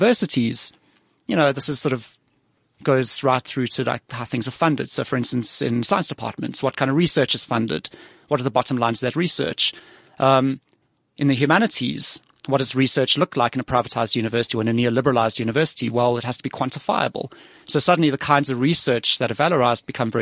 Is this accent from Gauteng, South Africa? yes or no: yes; Johannesburg, Gauteng, South Africa; also born or lived in Cape Town; I grew up in Joburg